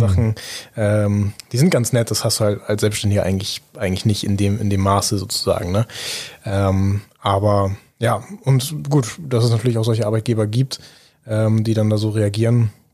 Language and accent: German; Büsum, Schleswig-Holstein, Germany; in meiner Heimatstadt in Büsum